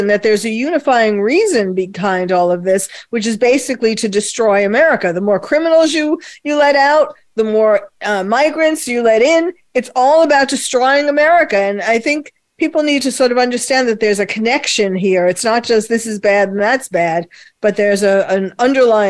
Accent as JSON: {"language": "English", "region": "New York", "country": "United States", "said": "I'm from New York"}